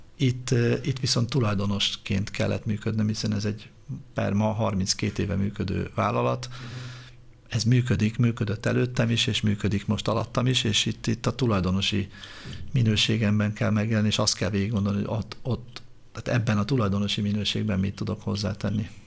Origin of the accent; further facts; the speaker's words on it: Budapest, Hungary; Én úgy nőttem föl Budafokon, hogy az utca volt a játszótér